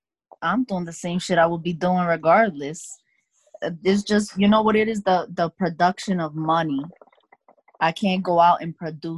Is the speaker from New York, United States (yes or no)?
yes; New York City, New York, United States; I don't live in Dykeman clearly, but I'm from Dykeman.